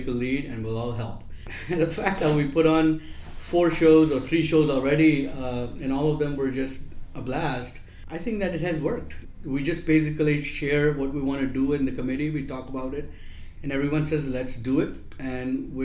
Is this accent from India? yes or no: yes; Pune, Maharashtra, India; moved away as an adult; now in Richmond, United States; I actually grew up born and raised in Pune